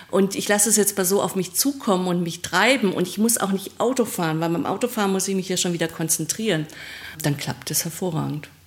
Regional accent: Trier, Rhineland-Palatinate, Germany; in Trier, also in meiner Heimatgegend, wo ich herkomme.

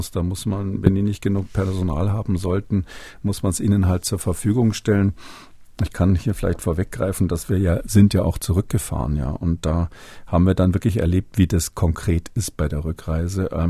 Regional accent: West Germany, Germany; dass das nicht, wie man vielleicht so denkt als, als Wessi, sage ich mal

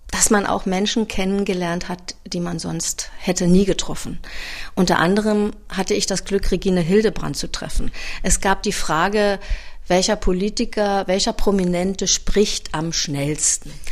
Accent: Berlin, Germany; now in Wildau, Germany; Ich bin ja eigentlich Berlinerin waschechte Berlinerin und ich bin, was das Eiskunstlaufen betrifft, auch die einzige Berlinerin, die diesen Titel, den Weltmeistertitel, nach Berlin geholt hat. Aber ich bin 2006 der Liebe wegen nach Wildau gezogen

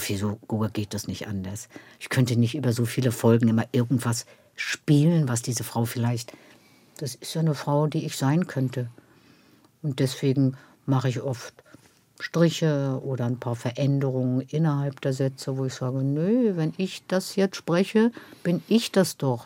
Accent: Schwerin, Mecklenburg-Vorpommern, Germany; moved away; Ich bin in Schwerin geboren

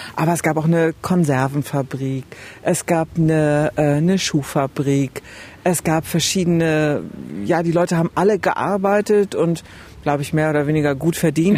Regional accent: Oebisfelde, Saxony-Anhalt, Germany; 300 Kilometer von meiner alten Heimat, von Öbishelde mhm. entfernt

